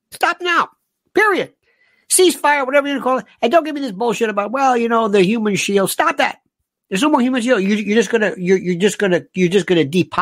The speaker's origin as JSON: {"language": "English", "country": "United States", "said": "I'm an American"}